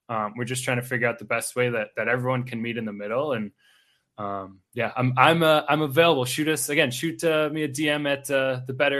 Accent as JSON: {"language": "English", "town": "Milwaukee", "region": "Wisconsin", "country": "United States", "moved": "yes", "lives_now": "Twin Cities, United States", "said": "I'm actually originally from Milwaukee"}